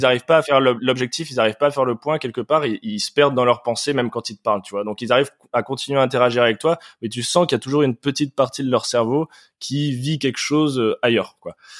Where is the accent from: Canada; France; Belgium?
France; now in Paris, France; nous, en tant que Français, en tant qu'Européens